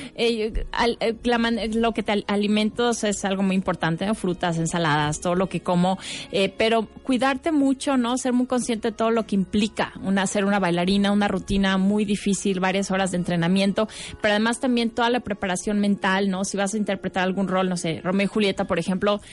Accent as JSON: {"language": "Spanish", "country": "Mexico", "said": "como artista, como mexicana"}